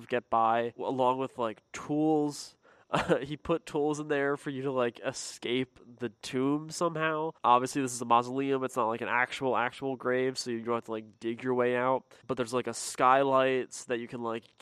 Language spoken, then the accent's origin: English; Pennsylvania, United States; me growing up in Pennsylvania